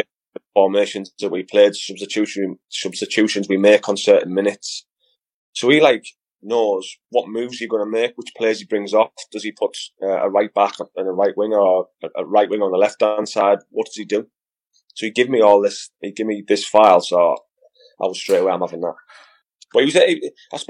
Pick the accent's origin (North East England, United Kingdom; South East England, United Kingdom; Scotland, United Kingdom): North East England, United Kingdom; Middlesbrough; my hometown team